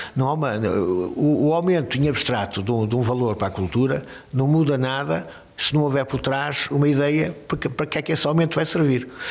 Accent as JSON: {"language": "Portuguese", "town": "Braga", "region": "Norte", "country": "Portugal", "tie": "born or raised there", "also_born_or_lived": "Lisbon / Paris", "accent": "bracarense", "moved": "as an adult", "lives_now": "Braga, Portugal", "said": "Eu, se não fosse de Braga"}